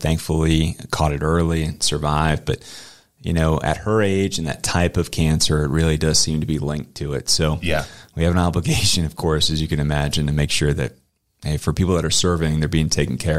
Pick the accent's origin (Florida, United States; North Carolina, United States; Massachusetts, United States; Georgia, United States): North Carolina, United States; Camp Lejeune; I love my time growing up in North Carolina and Camp Lejeune.